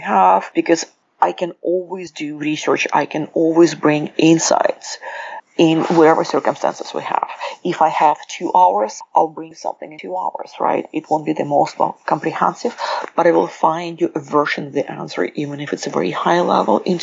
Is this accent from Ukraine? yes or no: yes; Ukraine; accent: Russian; also born or lived in United Kingdom; now in Seattle, United States; I was born in Ukraine, the accent is Russian, the passport is British, I live in Seattle.